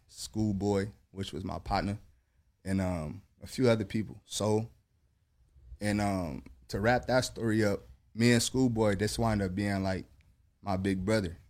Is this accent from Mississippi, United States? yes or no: no; Long Beach, California, United States; I'm from Long Beach